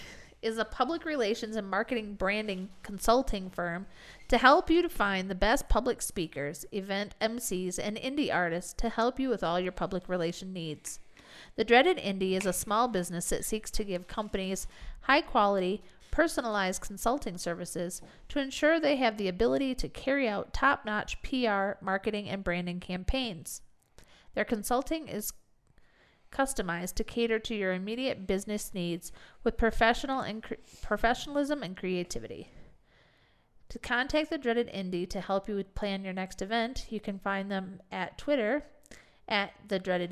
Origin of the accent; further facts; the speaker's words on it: Michigan, United States; now in Mexico; I'm not from Detroit. I'm from Michigan